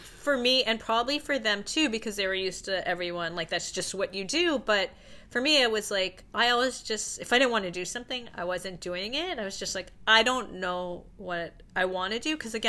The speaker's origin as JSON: {"language": "English", "town": "Toronto", "region": "Ontario", "country": "Canada", "tie": "born or raised there", "also_born_or_lived": "United States / Los Angeles", "moved": "as an adult", "said": "I'm actually from Toronto."}